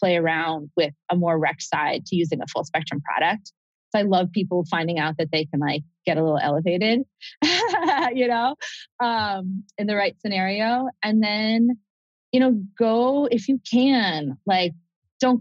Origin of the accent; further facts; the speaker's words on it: Vermont, United States; growing up in Vermont